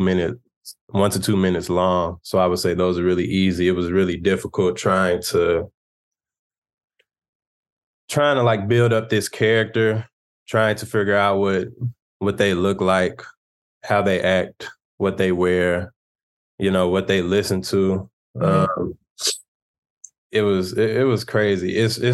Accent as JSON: {"language": "English", "town": "Chicago", "region": "Illinois", "country": "United States", "said": "I'm from Chicago."}